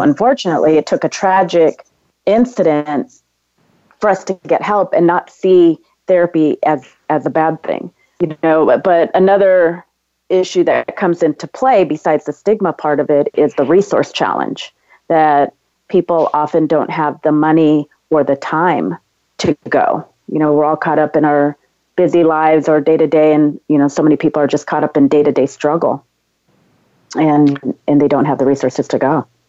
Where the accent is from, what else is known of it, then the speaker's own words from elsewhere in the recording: San Diego, California, United States; now in Los Angeles, United States; I was uh, born and raised in San Diego, California, and I, I now live in Los Angeles.